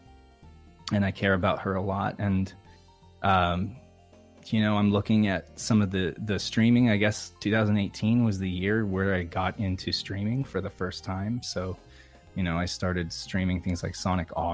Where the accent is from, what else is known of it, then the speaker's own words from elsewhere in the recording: Reno, Nevada, United States; growing up in Reno, Nevada